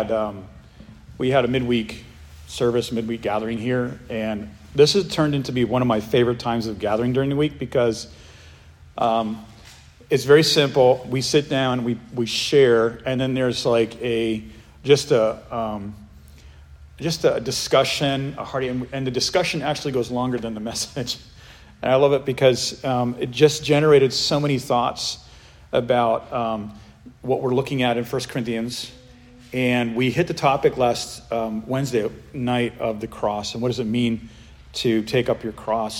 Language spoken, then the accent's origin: English; New England, United States; I grew up in New England